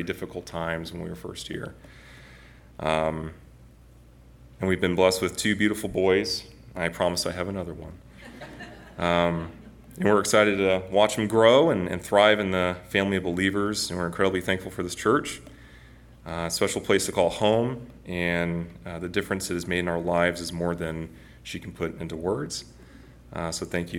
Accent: Northwest Arkansas, United States; I grew up in Northwest Arkansas for most of my life

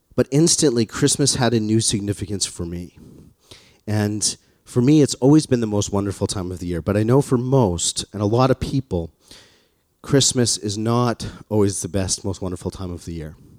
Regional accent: Calgary, Alberta, Canada; born or raised there; moved away

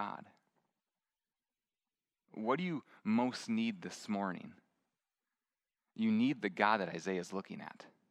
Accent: Midwest, United States; moved away; I grew up in the Midwest

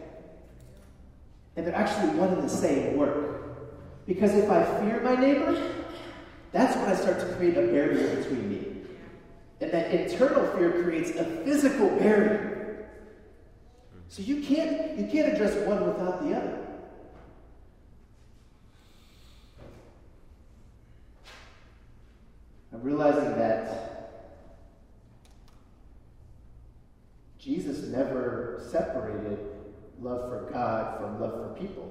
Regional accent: Chicago, Illinois, United States; I'm from Chicago

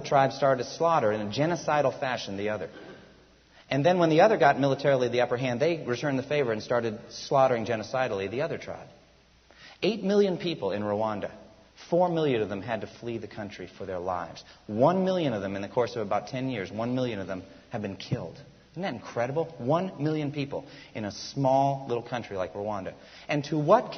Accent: United States; first language English; also born or lived in Japan; I was born in America. I love my country

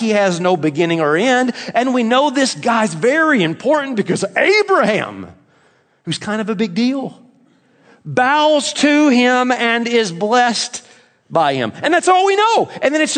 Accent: Tennessee, United States; growing up in Tennessee

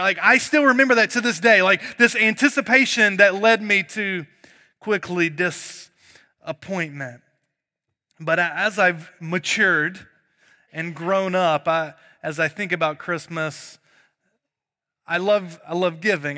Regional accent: North Carolina, United States; moved away; I'm from North Carolina

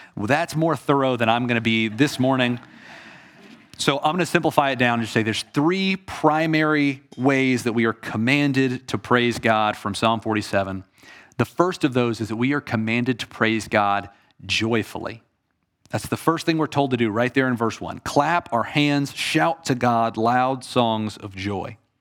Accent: Atlanta, Georgia, United States; I am from Atlanta. I grew up a Braves fan.

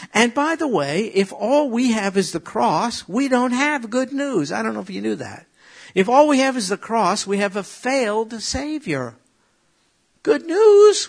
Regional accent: New York, United States; I'm from New York

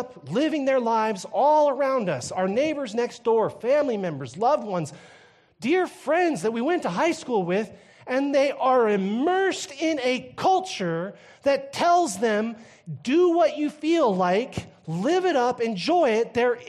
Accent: Canada; After all, I grew up in Canada, where everything goes, right?

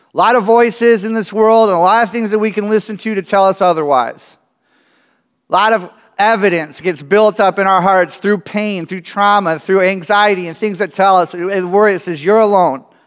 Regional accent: United States; I grew up in America

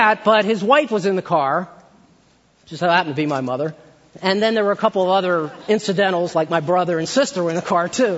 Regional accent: Maryland, United States; I grew up in Maryland

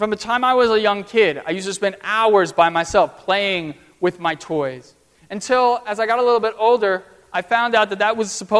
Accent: United States; I'm this student from America

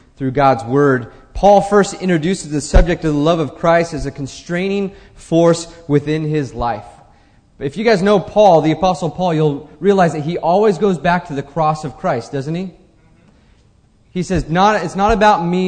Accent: United States; I'm an American

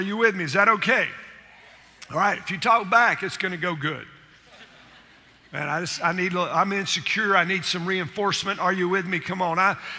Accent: Chattanooga, Tennessee, United States; I grew up in Chattanooga, Tennessee

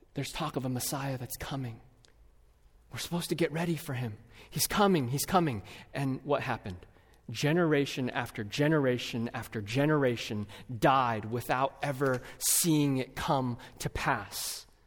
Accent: California, United States; now in Twin Cities, United States; my home state of California

